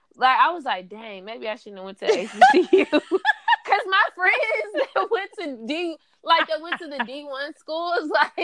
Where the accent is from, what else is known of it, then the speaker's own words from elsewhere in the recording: Arkansas, United States; First, I am from Arkansas.